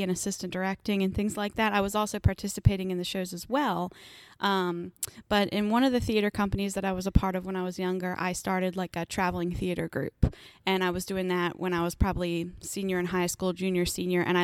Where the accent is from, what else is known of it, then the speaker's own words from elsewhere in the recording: Salisbury, Maryland, United States; also born or lived in Baltimore / Towson; I was born in Baltimore. But by the time I was three, we had moved to Salisbury. So, okay. Yep, and I pretty much stayed put there till I went to college in Towson, and then I came right on back